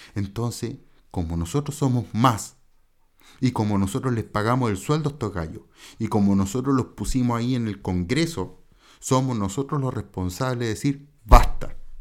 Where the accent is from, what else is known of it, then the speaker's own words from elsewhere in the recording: Chile; el chileno chiquillo